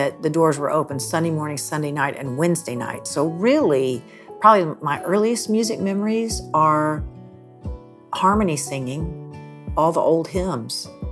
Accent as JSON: {"language": "English", "town": "Nashville", "region": "Tennessee", "country": "United States", "tie": "born or raised there", "said": "I grew up in Nashville, Tennessee, the youngest of four girls"}